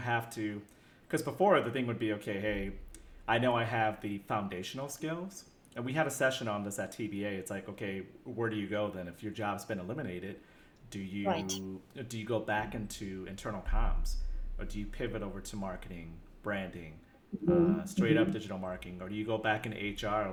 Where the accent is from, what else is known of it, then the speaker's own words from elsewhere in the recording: United States; being American